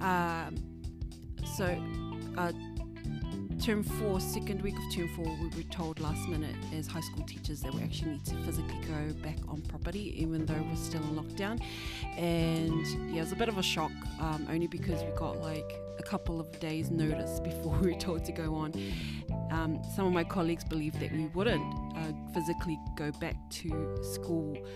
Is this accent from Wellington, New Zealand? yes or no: no; Auckland, New Zealand; I'm from Auckland, so I'm still living in Auckland